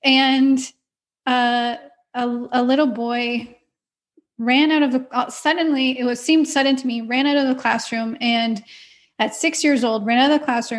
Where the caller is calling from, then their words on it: Ontario, Canada; So I'm in Ontario, Canada, in a small town about an hour and a half west of Toronto.